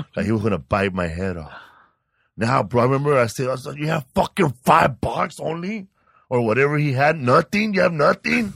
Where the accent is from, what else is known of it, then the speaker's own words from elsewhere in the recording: Sinaloa, Mexico; now in Los Angeles, United States; I'm from Sinaloa, Mexico